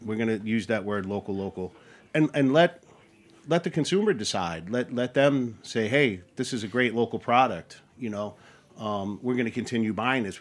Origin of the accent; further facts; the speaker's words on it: Long Island, Queens, New York, United States; moved away as an adult; also born or lived in Athens, New York; I'm born and raised in Long Island and I grew up in Queens